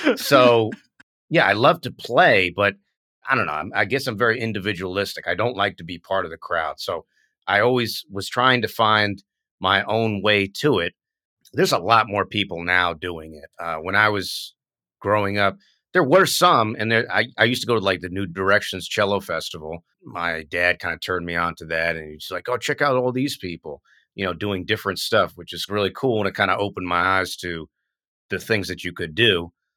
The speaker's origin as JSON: {"language": "English", "country": "United States", "also_born_or_lived": "Vietnam", "said": "as an American"}